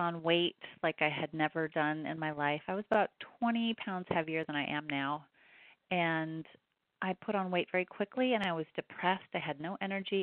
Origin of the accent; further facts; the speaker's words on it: Oregon, United States; I come from Oregon.